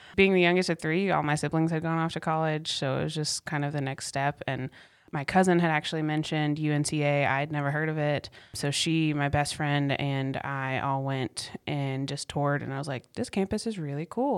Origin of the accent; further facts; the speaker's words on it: Cary, North Carolina, United States; also born or lived in Apex; I grew up in the Raleigh area. It's a suburb of Raleigh called Cary.